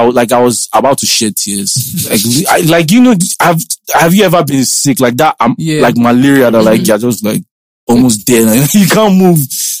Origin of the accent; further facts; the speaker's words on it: Igbo, Igboland, Nigeria; I'm Igbo.